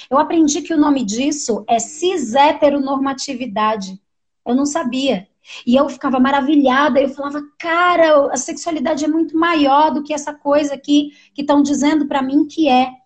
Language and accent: Portuguese; São Paulo, Brazil; also born or lived in Montanha, Espírito Santo / São João do Sobrado, Espírito Santo; Depois a gente foi morar numa ocupação que tem aqui no nosso território também, que é onde meus pais moram até hoje. E nessa ocupação foi onde eu cresci